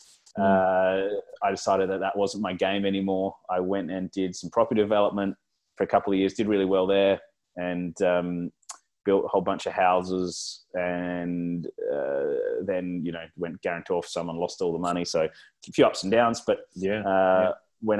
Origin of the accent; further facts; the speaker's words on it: South Australia, Australia; now in Melbourne, Australia; I was born in South Australia